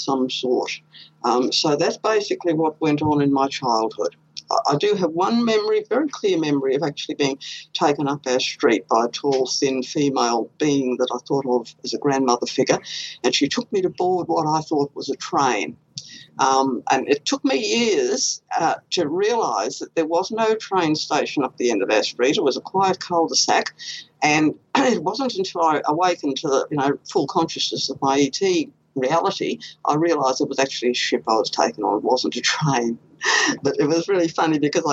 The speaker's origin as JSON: {"language": "English", "region": "Queensland", "country": "Australia", "tie": "born or raised there", "said": "I was born here in Queensland"}